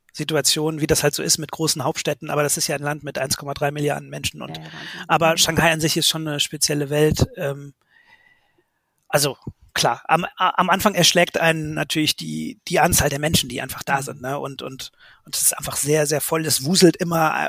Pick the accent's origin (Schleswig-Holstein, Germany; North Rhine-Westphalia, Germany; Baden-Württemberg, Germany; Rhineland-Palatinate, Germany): North Rhine-Westphalia, Germany; Bonn; also born or lived in Cologne; da bin ich halt geboren, im, im Rheinland sozusagen groß geworden